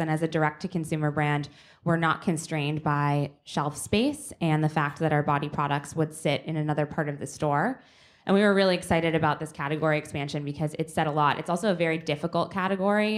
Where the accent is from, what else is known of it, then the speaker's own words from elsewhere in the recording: Boston, Massachusetts, United States; I'm from Boston.